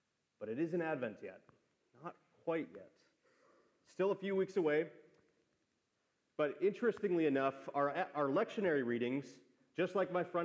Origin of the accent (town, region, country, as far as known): Wisconsin, United States; born or raised there; now in Austin, United States